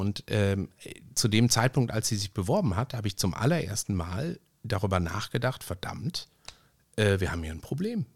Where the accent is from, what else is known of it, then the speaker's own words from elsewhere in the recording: Ruhr area, North Rhine-Westphalia, Germany; wie man bei uns im Ruhrgebiet sagt